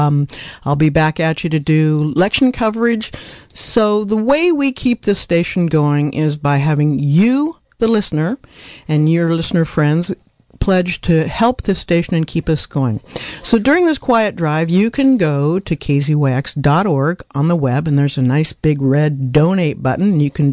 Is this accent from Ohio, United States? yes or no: no; Anderson Valley, California, United States; I'm from Anderson Valley